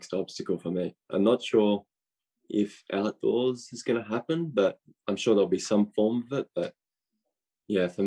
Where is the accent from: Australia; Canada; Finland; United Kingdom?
Australia; now in United States; I'm Australian